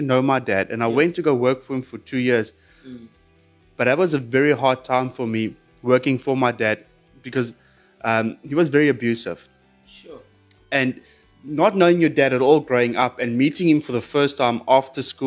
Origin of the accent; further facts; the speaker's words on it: Pretoria, Gauteng, South Africa; I was born in Pretoria